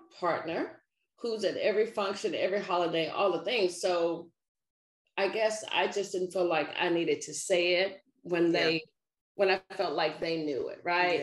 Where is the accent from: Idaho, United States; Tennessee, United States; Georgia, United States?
Tennessee, United States; Nashville; now in Maryland, United States; I'm a native Nashvilleian. I grew up in the South